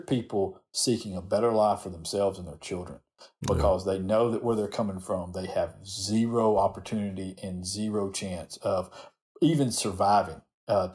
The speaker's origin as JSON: {"language": "English", "region": "the South", "country": "United States", "accent": "Southern", "said": "my Southern accent"}